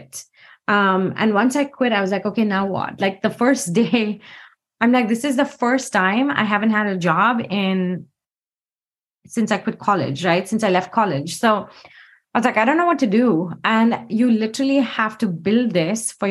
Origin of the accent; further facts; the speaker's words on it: India; moved away as an adult; now in Seattle, United States; I grew up in India